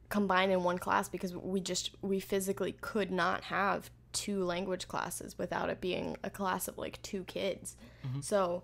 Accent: United States; We're from America.

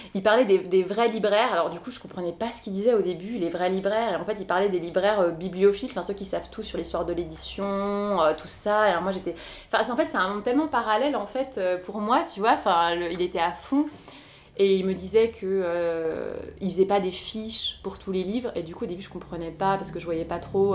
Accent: Bourgogne-Franche-Comté, France; moved away; chez moi en Franche-Comté

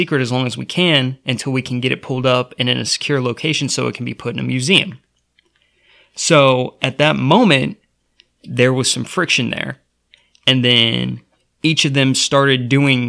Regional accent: United States; As the American people

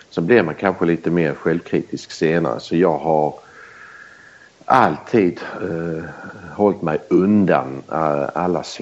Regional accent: Belgium; born there; Jag har aldrig bott i Sverige. Jag är inte född i Sverige. Jag är född i Belgien. När mina föräldrar var utstationerade där.

